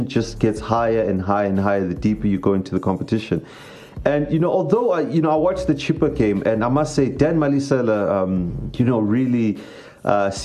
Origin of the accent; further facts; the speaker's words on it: South Africa; being a South African